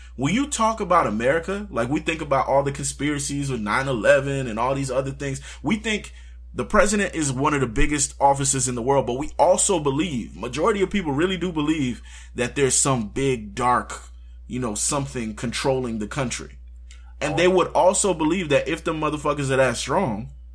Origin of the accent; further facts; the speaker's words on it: United States; as an American